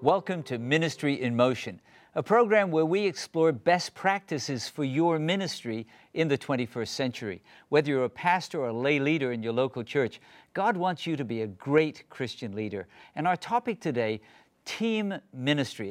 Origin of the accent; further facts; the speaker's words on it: England, United Kingdom; I actually was born in England